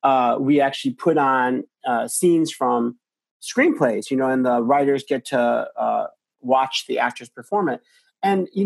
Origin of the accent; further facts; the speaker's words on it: Chicago, Illinois, United States; I'm from Chicago